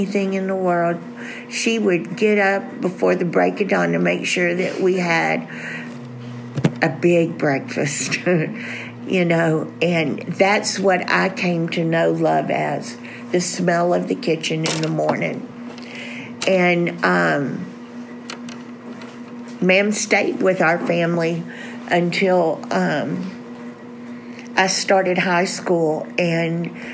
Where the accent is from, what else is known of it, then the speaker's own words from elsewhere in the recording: Southeast Texas, United States; we're from Southeast Texas